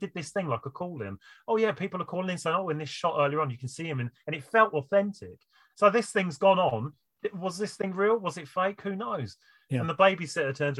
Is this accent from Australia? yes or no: no; United Kingdom; as a British person